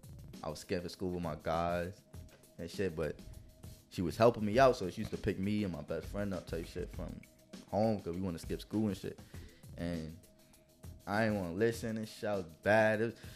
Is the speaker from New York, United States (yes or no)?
yes; Far Rockaway, New York, United States; Yeah, Far Rock.